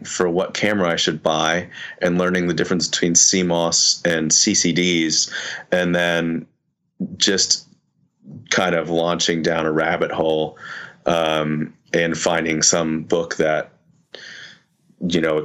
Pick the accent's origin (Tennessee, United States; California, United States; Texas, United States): Tennessee, United States; Nashville; growing up in Nashville.